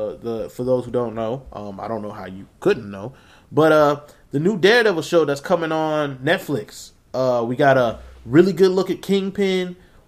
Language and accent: English; South Carolina, United States; we're from South Carolina